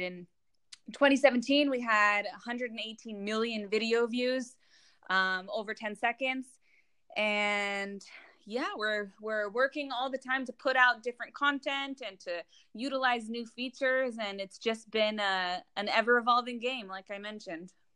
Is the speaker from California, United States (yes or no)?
yes; Los Angeles, California, United States; moved away as an adult; now in Israel; I'm originally from Los Angeles, but I, I made Aliyah and I moved to Israel four years ago